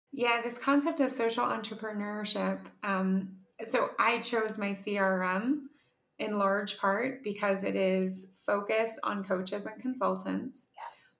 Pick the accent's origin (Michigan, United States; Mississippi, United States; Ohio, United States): Ohio, United States; I'm from Ohio, which is the headquarters of Kroger.